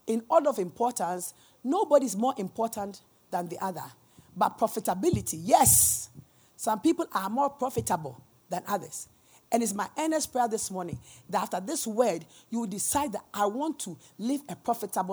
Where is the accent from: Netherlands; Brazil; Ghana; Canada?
Ghana; We are Ghanaian